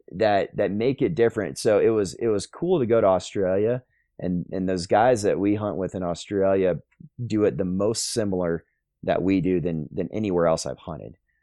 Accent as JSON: {"language": "English", "town": "Plano", "region": "Texas", "country": "United States", "tie": "born or raised there", "also_born_or_lived": "Sulphur Springs, Texas", "said": "I grew up in the Plano area"}